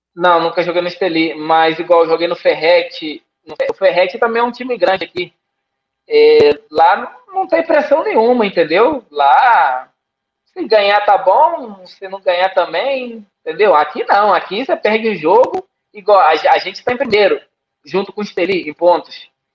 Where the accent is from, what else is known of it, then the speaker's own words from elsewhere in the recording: Brazil; now in Nicaragua; Eu sou brasileiro e, e nicaragüense.